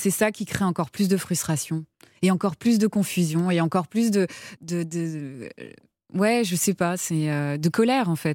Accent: France; c'est peut-être parce qu'on est français

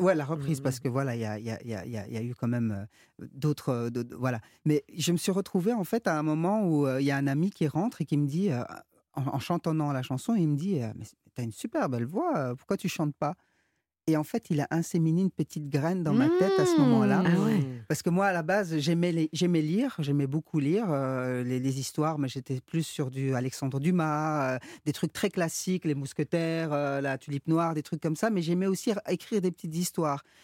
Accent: Brussels, Brussels-Capital Region, Belgium; first language French; Le français, c'est ma langue maternelle. Euh, j'ai grandi à Bruxelles

